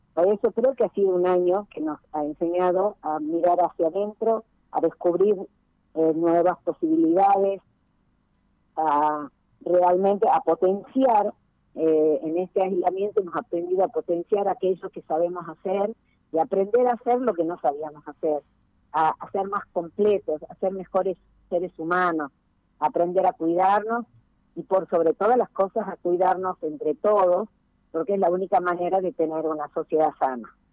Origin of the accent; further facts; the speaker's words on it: Tucumán, Argentina; Nosotros como tucumanos